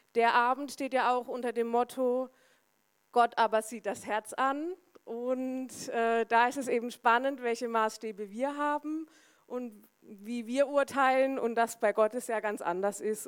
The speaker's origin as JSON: {"language": "German", "town": "Söllingen", "region": "Baden-Württemberg", "country": "Germany", "tie": "born or raised there", "also_born_or_lived": "Remchingen", "said": "ich bin im wunderschönen Söllingen im Finstal aufgewachsen"}